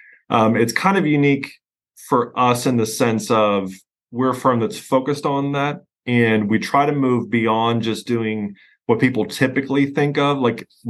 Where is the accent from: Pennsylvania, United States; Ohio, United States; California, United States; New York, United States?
Pennsylvania, United States; accent: hard Yankee accent, Pennsylvania drawl; moved away as an adult; now in Houston, United States; I'm from Pennsylvania originally, where I had my own firm